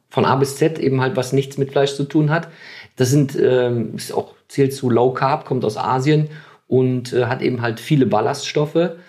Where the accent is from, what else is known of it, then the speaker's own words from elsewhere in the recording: Germany; wir also, als Deutsche